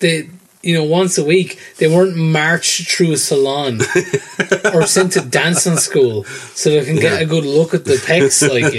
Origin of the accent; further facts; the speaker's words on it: Enniscorthy, County Wexford, Ireland; moved away; Dawson's Pub in Enniscorthy." Because Dawson's Pub back in my hometown